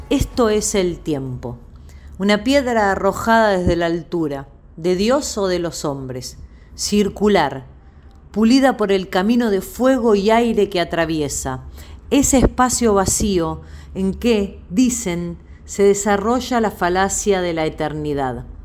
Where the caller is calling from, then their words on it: Quilmes, Buenos Aires Province, Argentina; de Quilmes y me encantaría escuchar algunos poemas de Elena Aníbalí.